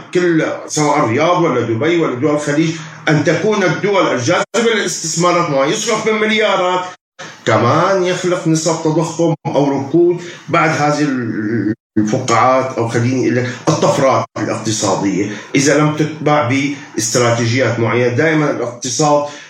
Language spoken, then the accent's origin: Arabic; Syria; عندنا في سوريا